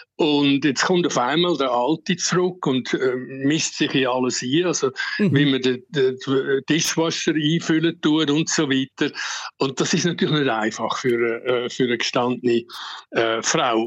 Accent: Uster, Zurich, Switzerland; moved away as an adult; also born or lived in Ticino / Zambia; now in Lusaka, Zambia; ich bin im Bezirksspital Uster geboren

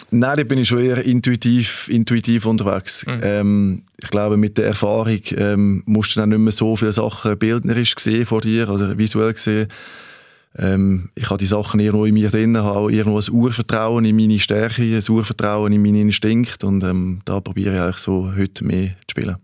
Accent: Switzerland; moved away as an adult; also born or lived in Germany / Denmark; ich bin Schweizer. Ich bin bescheiden aufgewachsen

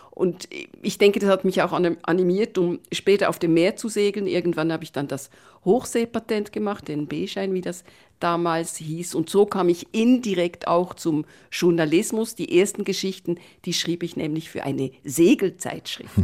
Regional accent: Bern, Switzerland; moved away as an adult; now in Netherlands; ich bin Schweizerin, ich bin mittlerweile auch Niederländerin

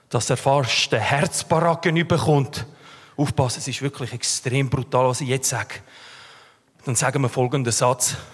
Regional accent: Switzerland; Ich bin Schweizer.

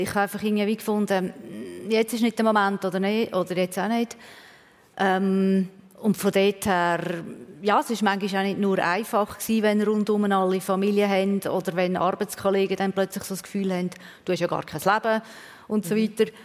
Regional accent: Switzerland; Aber als Schweizerin war man dort eher eine Exotin.

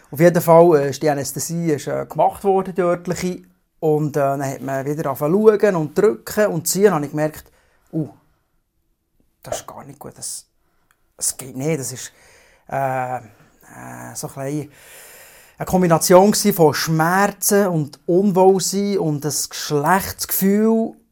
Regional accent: Bern, Switzerland; ich komme aus der Region Biel-Seeland, bin Vater von zwei Kindern, 12 und 14.

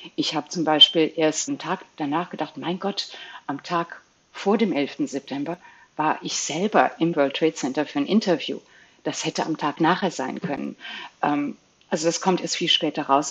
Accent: Belgium; moved away; ich bin Belgierin ursprünglich, hatte ich einen belgischen Pass in Flämisch und Französisch nur ausgestellt.

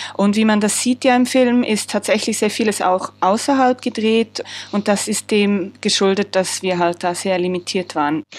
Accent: Switzerland; als Schweizerin

